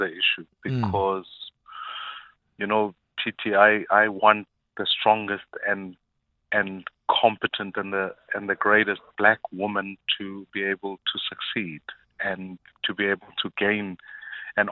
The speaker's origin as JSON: {"language": "English", "country": "South Africa", "said": "as a South African"}